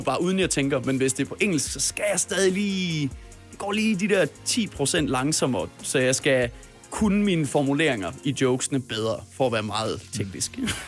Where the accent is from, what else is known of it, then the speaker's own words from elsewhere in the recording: Denmark; mit eget hjemland